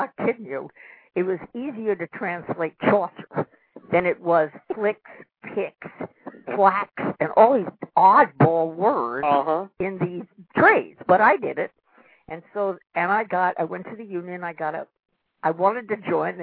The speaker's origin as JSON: {"language": "English", "town": "New York City", "region": "New York", "country": "United States", "tie": "born or raised there", "said": "I was born in Manhattan, New York City, in Washington Heights"}